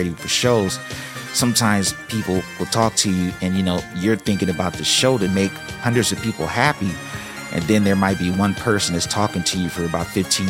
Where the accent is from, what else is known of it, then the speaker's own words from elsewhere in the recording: Los Angeles, California, United States; growing up in Los Angeles